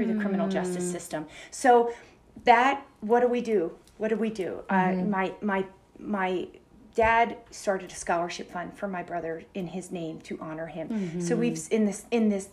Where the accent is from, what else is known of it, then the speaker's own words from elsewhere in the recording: Philadelphia, Pennsylvania, United States; I grew up in Philadelphia.